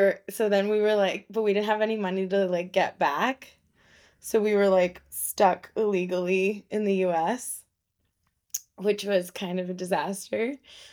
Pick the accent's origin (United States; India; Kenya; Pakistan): United States; Florida; also born or lived in Israel; I was born